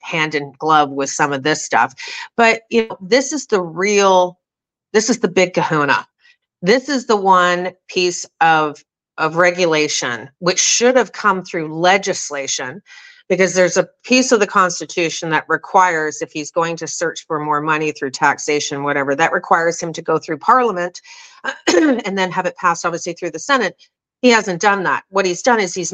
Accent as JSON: {"language": "English", "country": "Canada", "said": "as a Canadian"}